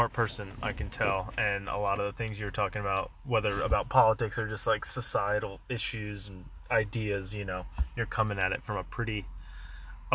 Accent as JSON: {"language": "English", "region": "East Coast", "country": "United States", "said": "I'm from the East Coast."}